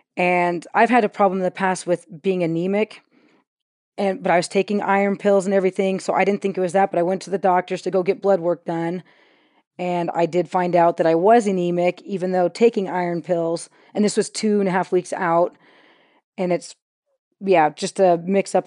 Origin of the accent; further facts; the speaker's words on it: California, United States; now in Utah, United States; We grew up in California